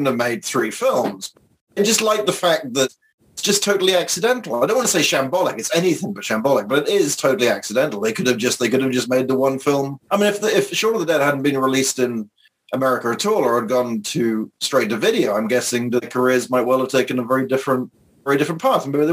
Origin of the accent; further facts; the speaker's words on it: Wells, South West England, United Kingdom; moved away; I grew up in Wells